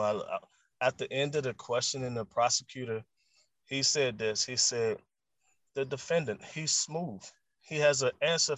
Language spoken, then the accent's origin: English; the South, United States; I'm from the South